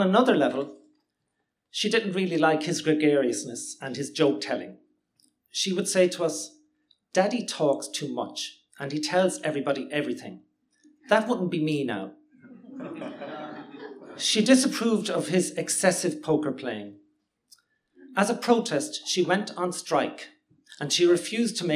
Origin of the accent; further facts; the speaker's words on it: Limerick, Munster, Ireland; now in Cork, Ireland; Growing up in Limerick in the 1970s